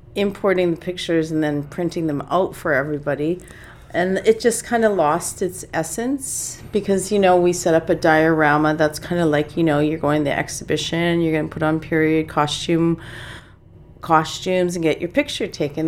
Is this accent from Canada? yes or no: yes; Saskatchewan, Canada; growing up in Saskatchewan